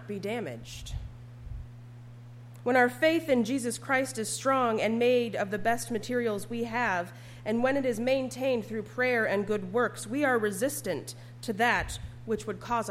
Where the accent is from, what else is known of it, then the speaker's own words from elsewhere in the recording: Upper Peninsula, Michigan, United States; I was but a young maiden growing up in the Upper Peninsula